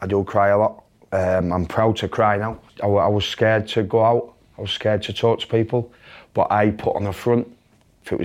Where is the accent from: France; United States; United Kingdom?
United Kingdom; Hull, Yorkshire and the Humber; I played for Hull City, my hometown club